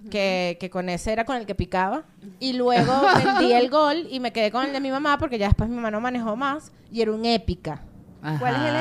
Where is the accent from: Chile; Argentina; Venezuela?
Venezuela; Los Teques, Miranda; yo nací y crecí en Los Teques, mi mamá sigue viviendo en Los Teques.